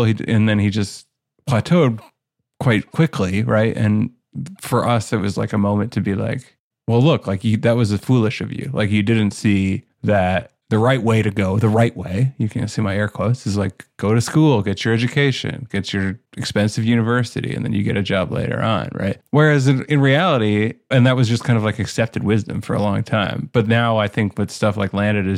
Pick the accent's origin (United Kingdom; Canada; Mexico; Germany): Canada; I'm from Canada.